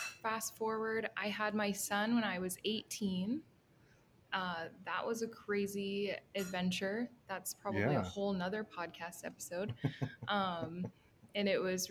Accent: Fargo, North Dakota, United States; I was born in Fargo, North Dakota

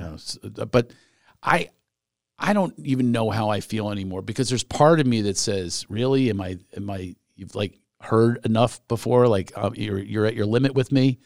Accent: Philadelphia, Pennsylvania, United States; moved away; I was in Philly

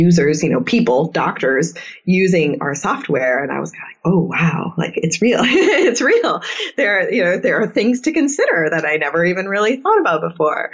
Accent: Midwest, United States; also born or lived in South Dakota; I'm from the Midwest

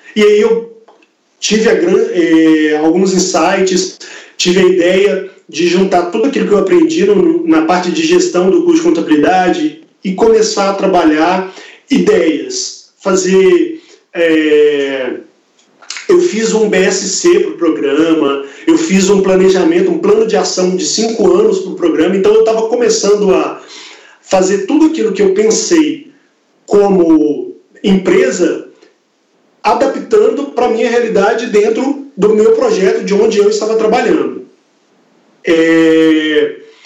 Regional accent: Belo Horizonte, Minas Gerais, Brazil; also born or lived in Campo Grande; Eu sou de Belo Horizonte, me mudei para lá

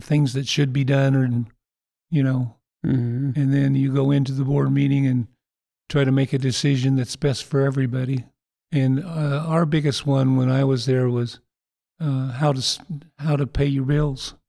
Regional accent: Winterset, Iowa, United States; also born or lived in Indianola, Iowa / New Virginia, Iowa; I grew up in Winterset. Actually, I went to fifth grade through high school in Winterset

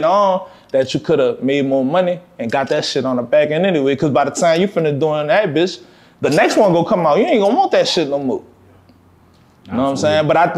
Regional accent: New Orleans, Louisiana, United States; I'm from New Orleans, man. Like, most of us grew up with a trumpet or fucking drums in our hand

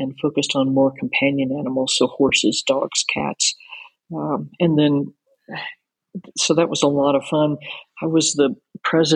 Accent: Anchorage, Kentucky, United States; I grew up in a little town called Anchorage, Kentucky, which is not too far out of Louisville

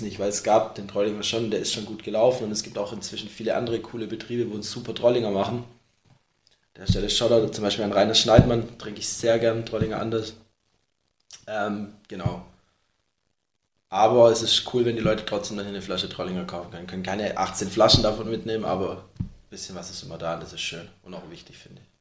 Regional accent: Baden-Württemberg, Germany; wir sind alle aus Württemberg hier

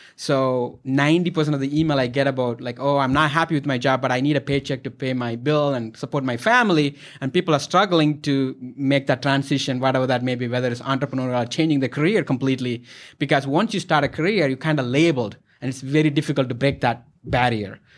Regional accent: India; moved away; I'm from India, our culture, you support and respect elders

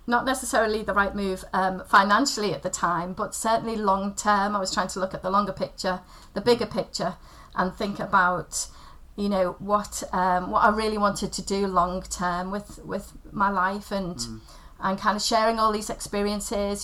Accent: Liverpool, North West England, United Kingdom; also born or lived in Wirral; I grew up on the outskirts of Liverpool. I was born over in the Wirral

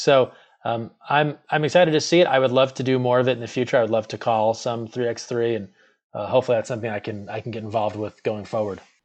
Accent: Northeast, United States; growing up in the Northeast

